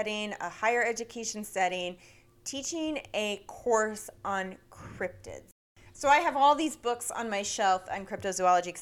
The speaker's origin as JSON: {"language": "English", "region": "Vermont", "country": "United States", "tie": "born or raised there", "moved": "yes", "lives_now": "Washington, United States", "said": "in Vermont, where I grew up"}